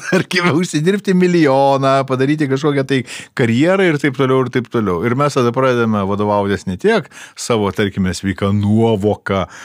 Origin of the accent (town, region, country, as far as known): Lithuania